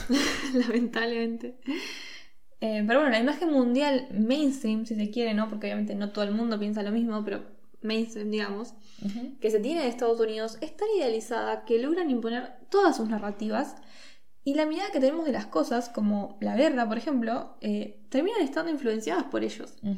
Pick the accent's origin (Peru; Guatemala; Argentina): Argentina; los argentinos sí somos tanto latinoamericanos como latinos